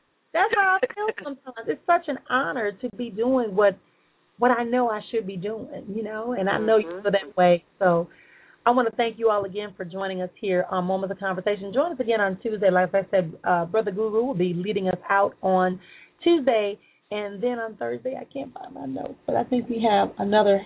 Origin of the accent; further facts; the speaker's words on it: Milwaukee, Wisconsin, United States; I'm going to come back home to my hometown in Milwaukee